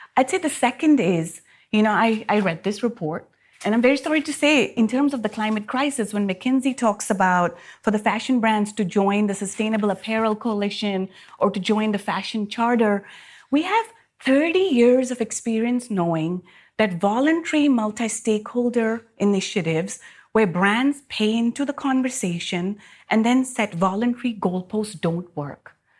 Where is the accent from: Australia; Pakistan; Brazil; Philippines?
Pakistan; moved away; my home country in Pakistan